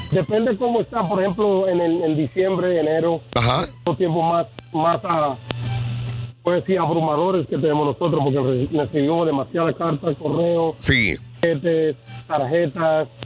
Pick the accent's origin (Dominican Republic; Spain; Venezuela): Dominican Republic; República Dominicana